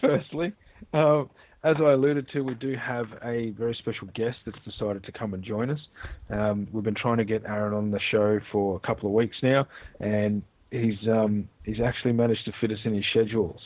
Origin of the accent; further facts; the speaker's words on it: Australia; I'm Aussie through and through